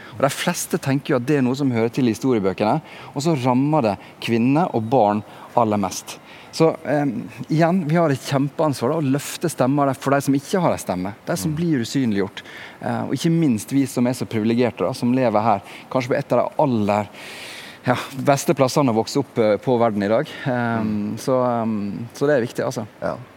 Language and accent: Norwegian; Sunnmøre, Møre og Romsdal, Norway; also born or lived in Bergen; now in Oslo, Norway; Jeg vokste opp på Sunnmøre, ei lita bygd der ute forbi Ålesund.